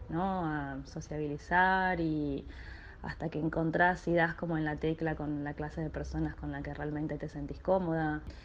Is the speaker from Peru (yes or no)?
no; Argentina; moved away as an adult; soy de Argentina